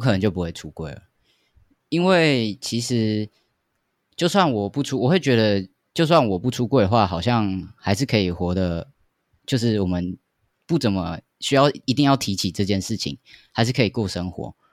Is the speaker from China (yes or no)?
no; Taoyuan, Taiwan; 因为我老家在桃园